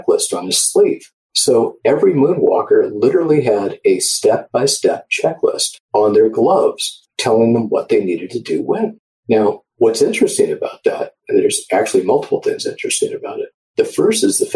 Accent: Orange County, Southern California, United States; I grew up in Orange County, Southern California

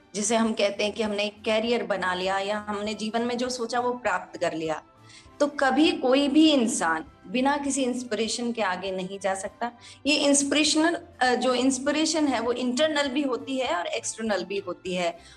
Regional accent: Mahwa, Rajasthan, India; moved away as an adult; also born or lived in Bandikui, Rajasthan; now in Jodhpur, India; मैं बेसिकली दौसा जिले से हूँ राजस्थान के जिसका एक छोटा सा गांव है महवा जहाँ मेरा बचपन बीता है

